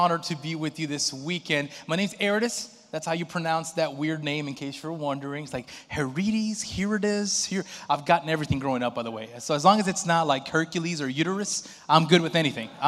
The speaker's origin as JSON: {"language": "English", "country": "Brazil", "moved": "yes", "said": "in my home country, in Brazil"}